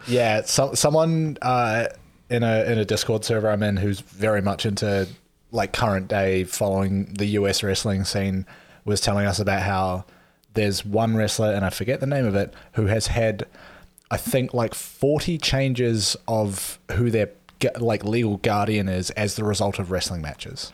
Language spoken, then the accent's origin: English; New Zealand; I'm from New Zealand